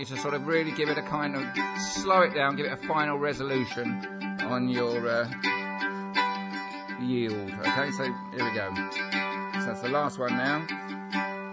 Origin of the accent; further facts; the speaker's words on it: Luton, East of England, United Kingdom; the youngsters who I was at school with when I was 9 or 10 in my primary school in Luton